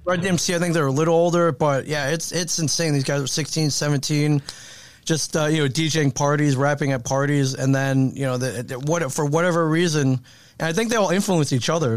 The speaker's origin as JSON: {"language": "English", "region": "Michigan", "country": "United States", "tie": "born or raised there", "said": "I, I grew up in Michigan"}